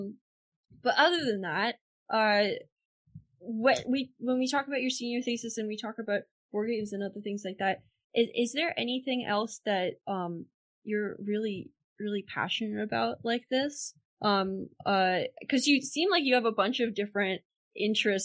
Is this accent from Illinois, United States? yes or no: no; Pennsylvania, United States; I'm from Pennsylvania and we got the first day of hunting season off from school every single day